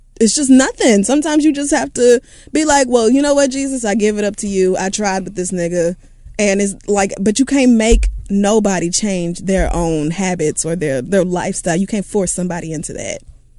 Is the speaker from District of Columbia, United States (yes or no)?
yes; Washington, District of Columbia, United States; I grew up in Southeast DC where most people don't even know what a savings account is, let alone how to manage their money.